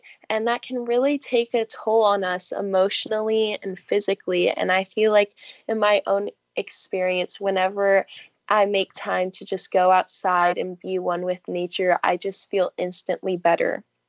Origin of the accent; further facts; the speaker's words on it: California, United States; I grew up in Southern California, so I'm a swimmer, and I love, love, love the beach and the ocean